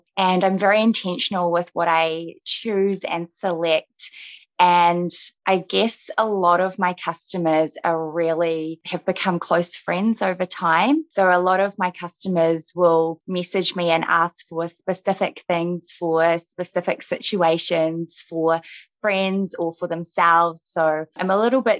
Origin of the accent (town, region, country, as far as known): New Zealand; born or raised there; also born or lived in Russia